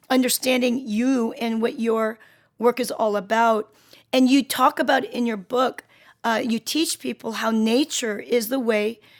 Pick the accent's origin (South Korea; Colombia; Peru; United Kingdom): South Korea; Seoul; born there; i was born in South Seoul, Korea, South Korea, and, and I was on a mountain.